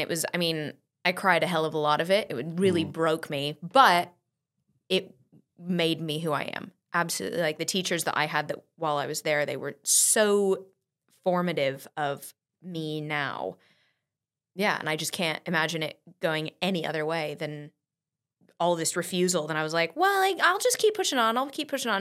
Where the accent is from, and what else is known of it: San Diego, California, United States; born or raised there; also born or lived in St Albans, England